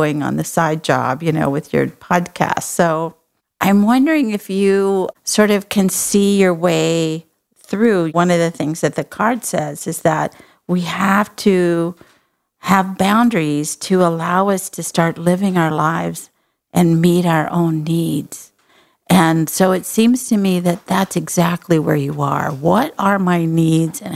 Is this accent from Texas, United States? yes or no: yes; Texas, United States; I'm from Texas